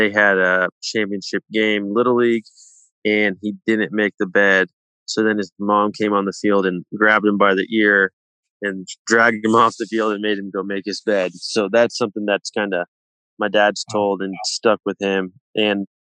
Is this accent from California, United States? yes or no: yes; Palo Alto, California, United States; I grew up in the Bay Area, Palo Alto